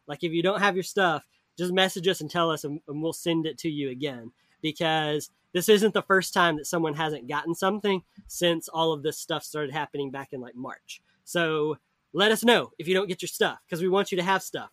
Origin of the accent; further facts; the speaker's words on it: the South, United States; I grew up in the South